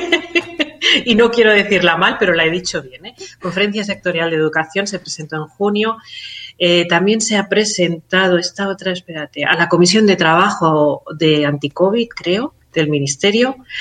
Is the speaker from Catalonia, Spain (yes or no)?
yes; Catalonia, Spain; Soy, soy catalana